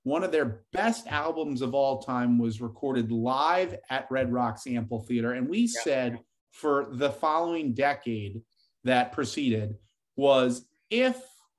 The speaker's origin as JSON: {"language": "English", "region": "Northeast", "country": "United States", "tie": "born or raised there", "said": "We grew up in the Northeast."}